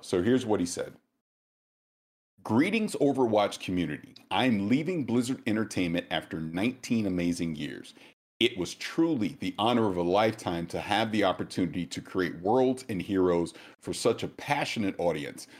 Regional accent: the South, United States; I'm from the South

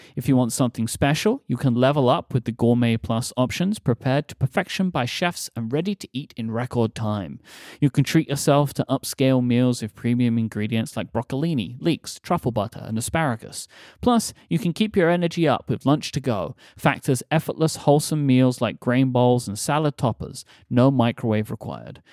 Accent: London, United Kingdom; moved away; we are coming to my hometown

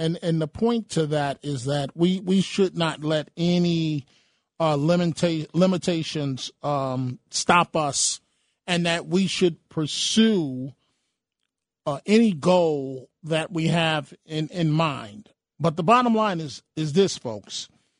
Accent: New York City, New York, United States; I grew up near the Webster PAL Center, in which they used to have a big boxing program there.

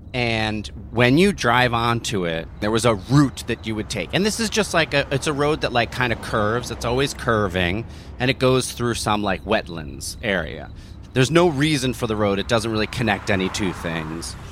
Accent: New Jersey, United States; where I grew up in New Jersey

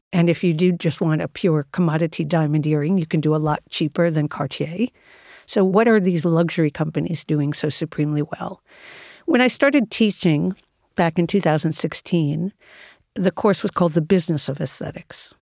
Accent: New York City, New York, United States; I spent my entire life in and around New York City

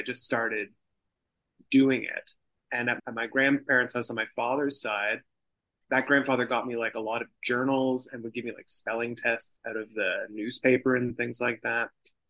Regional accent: Toronto, Ontario, Canada; So I grew up in Toronto. I've taken a few little departures here and there and lived in other parts of the world, but mostly I've been based in Toronto my entire life.

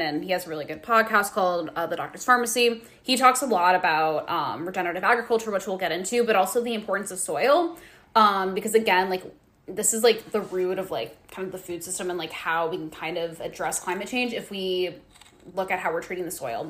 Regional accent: Nebraska, United States; growing up in Nebraska, that's, like, wherever you're driving, it's typically always, yeah, like, just, like, corn

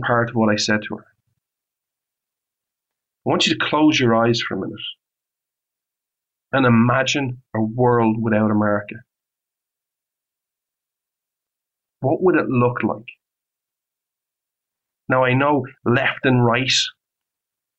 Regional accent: Ireland; moved away

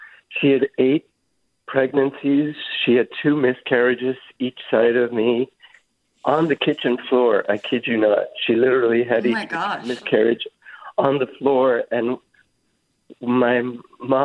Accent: Ireland; moved away as an adult; now in San Francisco, United States; I'm an Irish immigrant and I'm a gay man, and I came here 30 years ago to escape the way I was being treated in Ireland at that time

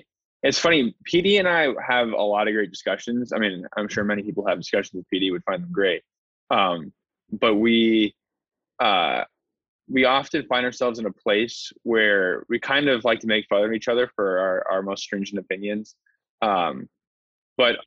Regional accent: Los Angeles, California, United States; born or raised there

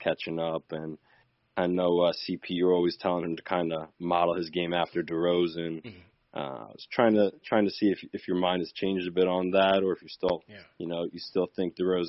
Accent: Long Island, New York, United States; moved away as an adult; now in Florida, United States; Originally Long Island, but okay. I just moved down to Florida.

